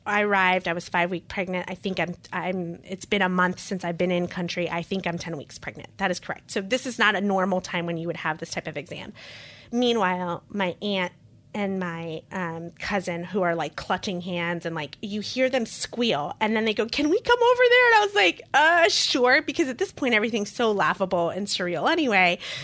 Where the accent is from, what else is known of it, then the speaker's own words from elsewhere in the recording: Costa Rica; moved away; also born or lived in Queens, New York; I'm a dual citizen, I was born in Costa Rica